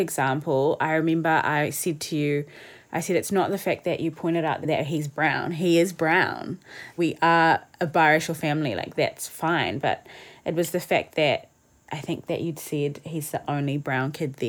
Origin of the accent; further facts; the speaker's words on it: South Africa; Yeah, I was saying how, because I'm a coloured South African